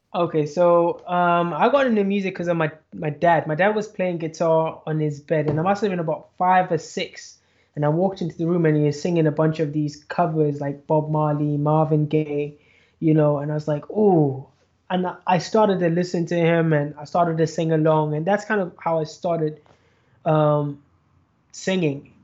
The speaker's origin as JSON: {"language": "English", "country": "Zimbabwe", "tie": "born or raised there", "said": "Zimbabwe, my hometown"}